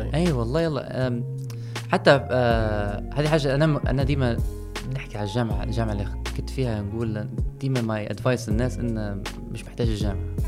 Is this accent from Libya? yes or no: yes; Libya; احنا في ليبيا